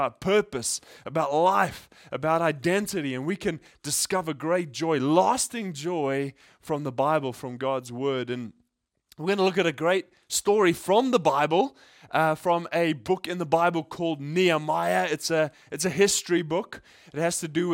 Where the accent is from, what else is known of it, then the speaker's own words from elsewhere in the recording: South Africa; now in Japan; I grew up in South Africa